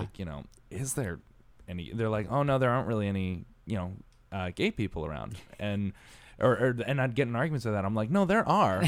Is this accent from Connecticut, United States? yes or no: yes; Connecticut, United States; now in New York, United States; I was raised in Connecticut